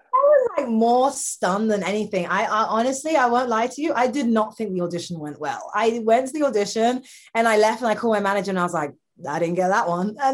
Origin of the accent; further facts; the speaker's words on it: London, United Kingdom; I'm from London.